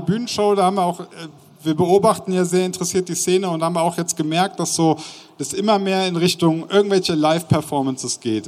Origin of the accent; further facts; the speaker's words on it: Bonn, North Rhine-Westphalia, Germany; ich komme ja aus Bonn, nicht weit weg von Köln